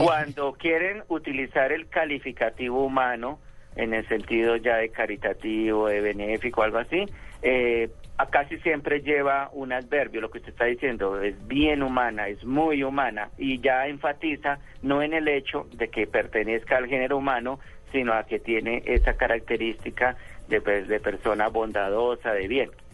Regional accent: Tolima, Colombia; yo soy talimense

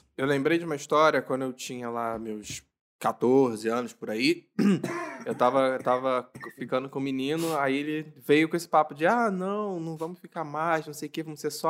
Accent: Rio de Janeiro, Brazil; eu sou do Rio

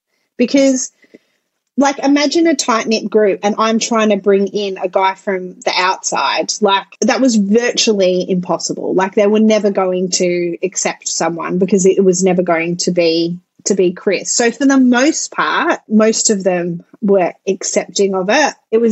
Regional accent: France; also born or lived in Netherlands; So I grew up in France and Holland

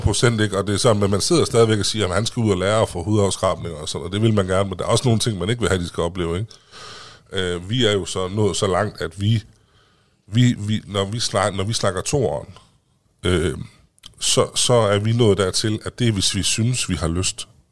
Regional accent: Vildbjerg, Central Denmark Region, Denmark; Jeg kommer fra Lille Vildbjerg ude ved Herning

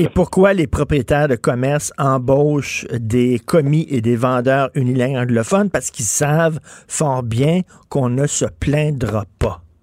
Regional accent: Quebec, Canada; first language French

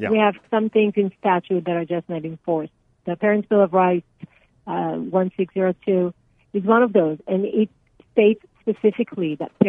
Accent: Israel; moved away as an adult; now in United States; So I came here from Israel over 20 years ago after serving in the military, and I have lived in Arizona since.

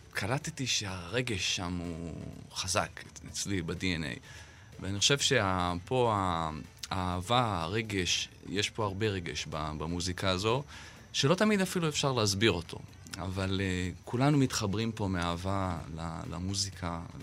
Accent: Kiryat Shmona, Northern District, Israel; גדלתי בקריית שמונה

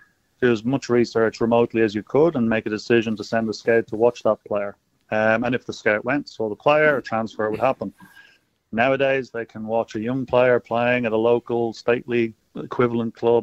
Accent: Ireland; moved away as an adult; also born or lived in Spain; now in Australia; I was actually born in Spain and then at a very, very young age moved straight across to Ireland and grew up in Ireland

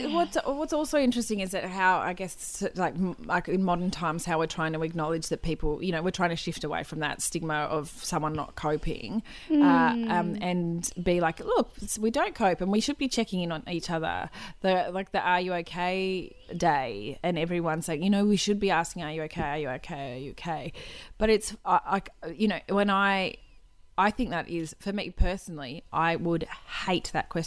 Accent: Queensland, Australia; I'm from Queensland, Claire. We don't do that up here, Claire.

